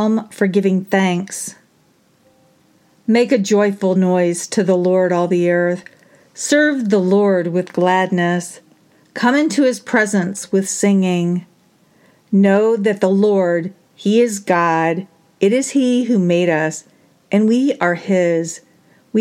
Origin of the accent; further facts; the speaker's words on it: United States; I am ashamed to even align myself with being an American